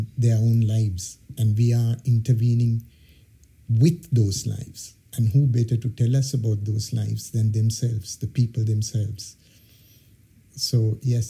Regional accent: Sri Lanka; moved away as an adult; also born or lived in Ghana; now in United Kingdom; I was born in Sri Lanka. I had the privilege of coming to the United Kingdom in about 20 years ago, with a scholarship to study at the University College London

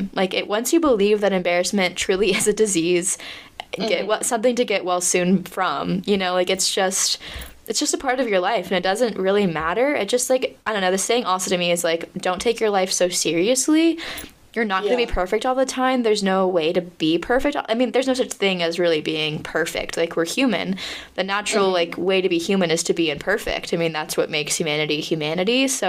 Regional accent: United States; moved away as an adult; now in Paris, France; I'm American

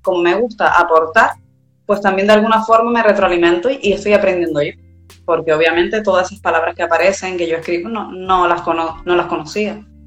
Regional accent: Tenerife, Canary Islands, Spain; De Tenerife, Canarias, España al lado de África

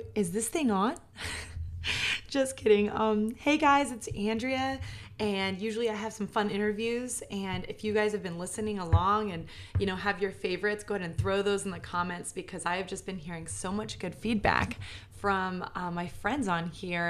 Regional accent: New York, United States; I'm a New Yorker

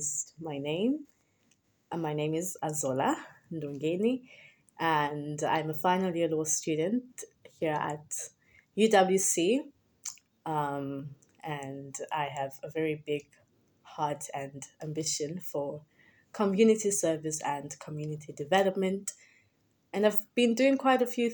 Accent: Cape Town, Western Cape, South Africa; So I was born and raised in the Western Cape, specifically Ekhayelitsha, is where I grew up.

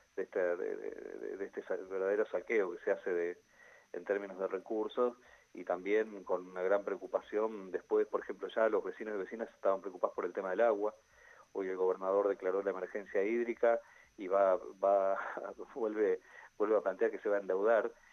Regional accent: Centenario, Neuquén, Argentina; Yo soy nacido y criado en Centenario

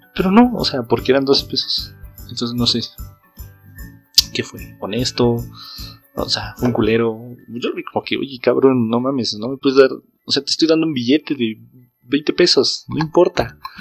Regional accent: Jilotepec, State of Mexico, Mexico; also born or lived in Toluca; Yo soy de un pueblo que se llama Gilotepec

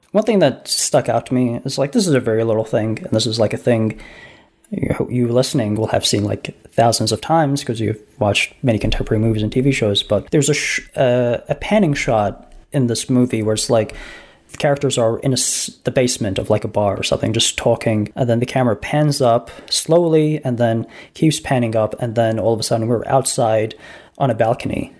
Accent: United States; as an American

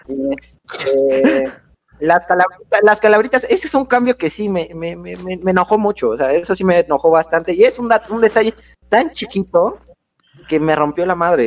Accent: Puebla, Mexico; somos de Puebla

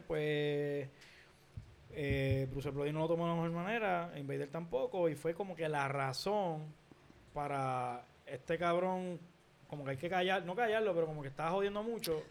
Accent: Puerto Rico

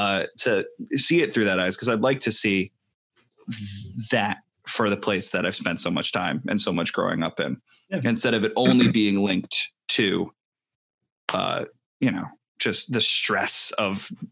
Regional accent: Connecticut, United States; also born or lived in Long Island, New York; now in Philadelphia, United States; I've moved around quite a bit. But I grew up grew up most of my time in this small town in Connecticut and not a lot going on.

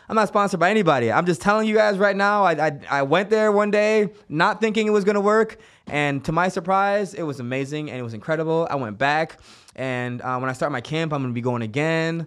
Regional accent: Kingston, Jamaica; now in United States; I grew up in Kingston, Jamaica, where we grew up with no hot water

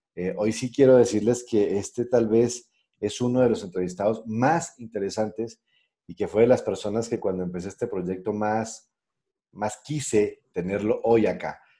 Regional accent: Pereira, Risaralda, Colombia; also born or lived in Cali; Yo nací en Cali, pero yo siempre digo que soy pereirano porque, pues, la verdad, Pereira fue la ciudad que me, que me acogió y en la que yo me crié

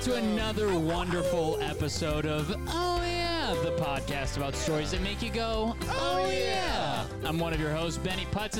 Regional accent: United States; We're American.

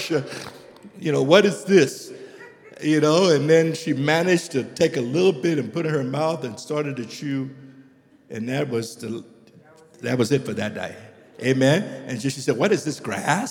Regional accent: Liberia; moved away as an adult; also born or lived in United States; I'm from Liberia, and we grew up, and in Liberia, we don't eat uncooked greens.

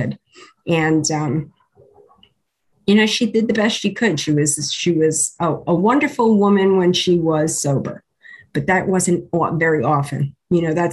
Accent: New York City, New York, United States; I was born in New York City. I was born in the Bronx

